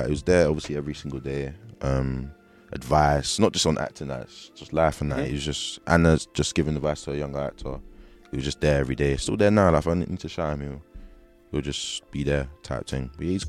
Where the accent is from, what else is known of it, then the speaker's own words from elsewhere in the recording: London, United Kingdom; Just Hackney, then